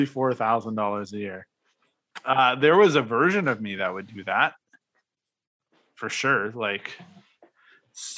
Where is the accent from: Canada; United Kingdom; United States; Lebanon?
Canada; Regina, Saskatchewan; a Canadian that lived in Regina, Saskatchewan